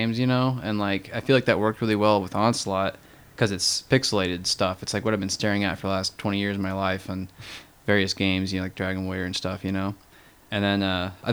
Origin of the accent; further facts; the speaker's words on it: Illinois, United States; I grew up in Illinois